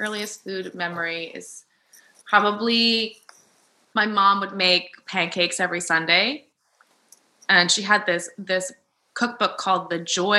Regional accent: New Jersey, United States; moved away; also born or lived in New York; I grew up in New Jersey.

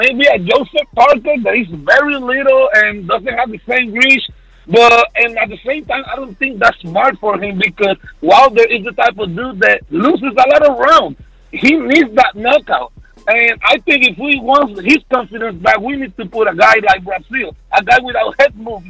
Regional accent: Puerto Rico; accent: Caribbean; now in Dallas, United States; I'm from Puerto Rico.

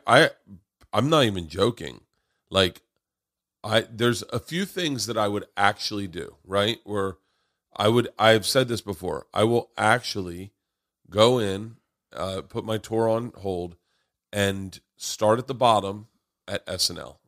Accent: Florida, United States; moved away; also born or lived in Tampa / Tallahassee; growing up in Florida

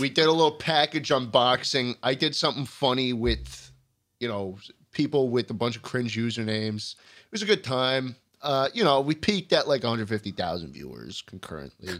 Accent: New York City, New York, United States; I grew up driving in New York City

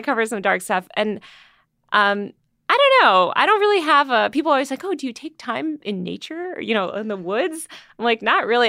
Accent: Greenwich, Connecticut, United States; also born or lived in New York City; now in Los Angeles, United States; I grew up in Connecticut and New York City, but mostly uh, Connecticut for a lot of my formative years in this like stupid preppy town

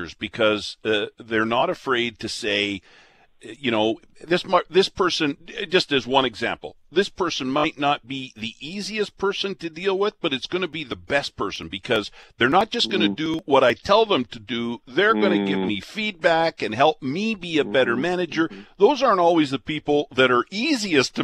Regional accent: Picture Butte, Alberta, Canada; I grew up in Picture Butte, very close to Lethbridge, Alberta.

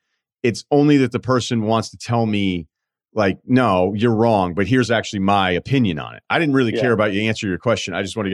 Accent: the South, United States; And, you know, I'm a kid from the South.

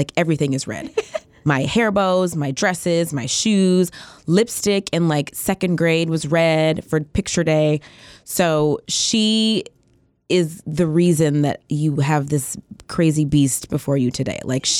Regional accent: Atlanta, Georgia, United States; also born or lived in Biloxi; I'm from Atlanta. My family was military. I was born in Biloxi. We actually lived here for 4 years. We moved to Atlanta when I was in like fifth grade. But most of my family is in Atlanta.

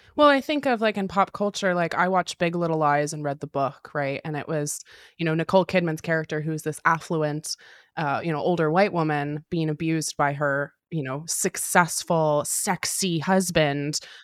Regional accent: Pacific Northwest, United States; was born and raised in the Pacific Northwest

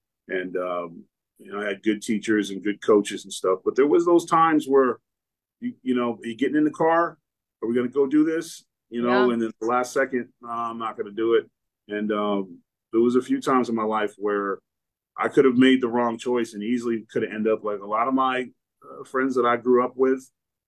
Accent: Lynn, Massachusetts, United States; also born or lived in Exeter, New Hampshire; And so I was born in Exeter, New Hampshire at a hospital. And then I was brought back to Lynn, Massachusetts area.

